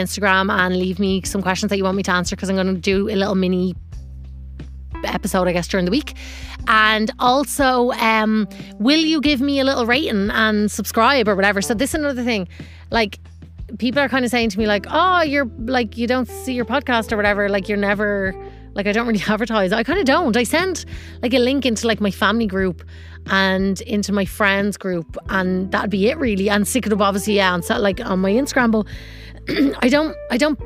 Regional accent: Ireland; moved away as an adult; now in Los Angeles, United States; as an Irish person to live up north

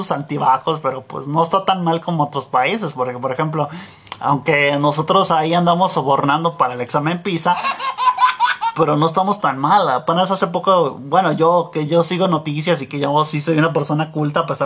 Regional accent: Michoacán, Mexico; now in Guanajuato, Mexico; yo, yo vengo de allá del Michitown y pues ya llegué acá al México llegar a México a jalarle y también ya, ya, ya vivo aquí en Guanajuato jalándole

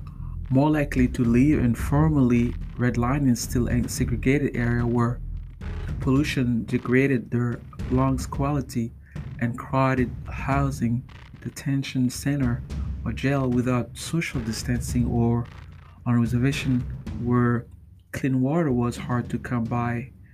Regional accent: Chicago, Illinois, United States; In my hometown of Chicago, according to Pro Publica investigation

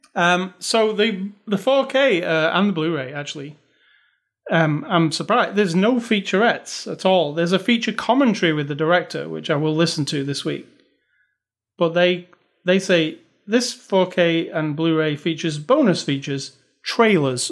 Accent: United Kingdom; moved away; I'm British

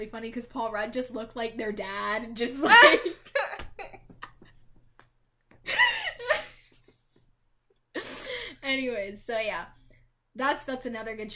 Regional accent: Canada; as a Canadian

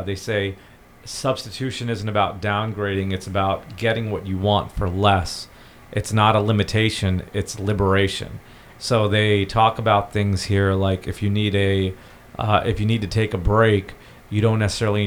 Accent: India; now in United States; I'm originally from India

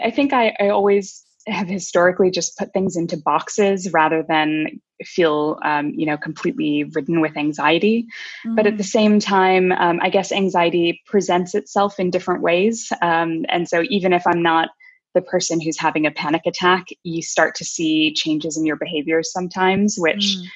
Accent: United States; as a kid growing up, I grew up in America, the kid of Indian immigrants

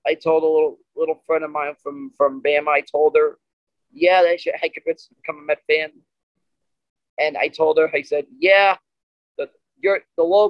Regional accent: New York, United States; I'm really from New York

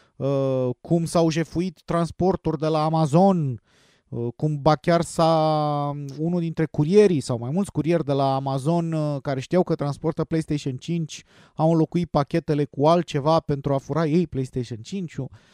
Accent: Romania; noi ca români

